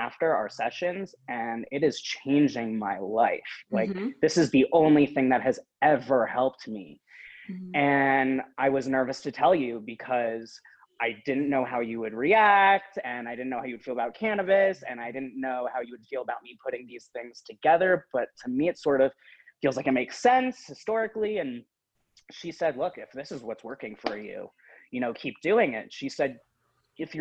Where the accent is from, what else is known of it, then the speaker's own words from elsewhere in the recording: New York, United States; moved away as an adult; also born or lived in Santa Fe; now in Los Angeles, United States; I'm a New Yorker